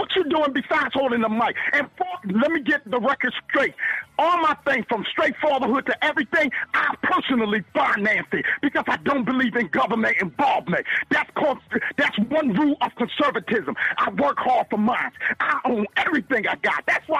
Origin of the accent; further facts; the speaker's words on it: Baltimore, Maryland, United States; Come on now, I'm from Baltimore City. I deal with this shit every day.